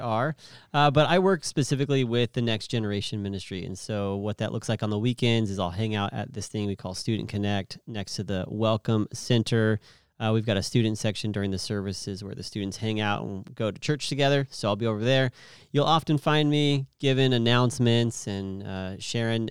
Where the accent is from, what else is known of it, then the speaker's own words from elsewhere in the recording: Merced, California, United States; also born or lived in Clovis, California / Stockton, California; Merced would, would be what I would call my hometown